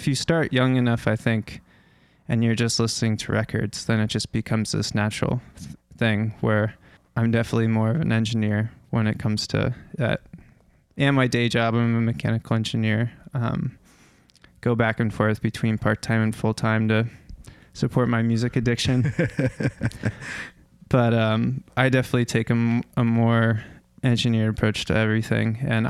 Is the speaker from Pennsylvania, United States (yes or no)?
no; Fairfax, Virginia, United States; I grew up in the suburbs of Washington, D.C.